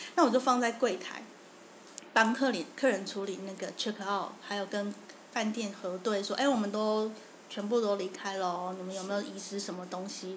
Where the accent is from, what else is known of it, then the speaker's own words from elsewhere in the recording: Taiwan; 我们台湾人出门会带好多钱